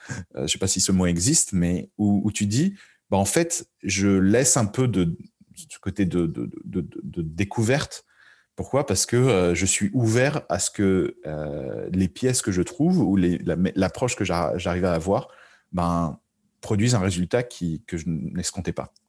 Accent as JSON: {"language": "French", "town": "Paris", "region": "Île-de-France", "country": "France", "moved": "as an adult", "said": "je viens de Paris et même si j'ai fait la, on va dire quasi-totalité de ma carrière à l'étranger"}